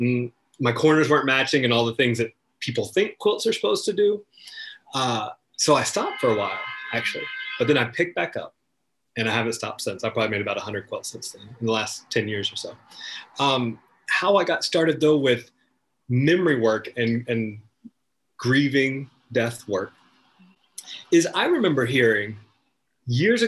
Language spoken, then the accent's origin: English; North Carolina, United States; I am from North Carolina originally. I grew up in the woods with my brothers and my cousins and my grandparents